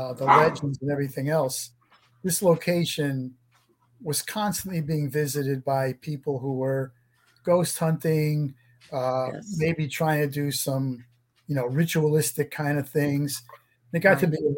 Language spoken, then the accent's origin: English; Connecticut, United States; I grew up in Connecticut